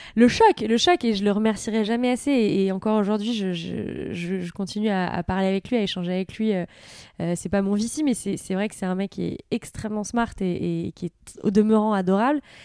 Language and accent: French; France; also born or lived in United States; je suis française